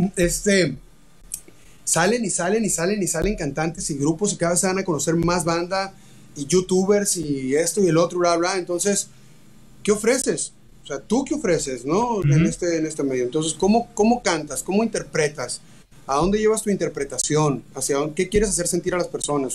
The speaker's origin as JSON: {"language": "Spanish", "town": "Hermosillo", "region": "Sonora", "country": "Mexico", "also_born_or_lived": "Tijuana", "moved": "yes", "said": "yo soy de Hermosillo, no soy de Tijuana, pero viví mucho tiempo tocando en bares en Tijuana"}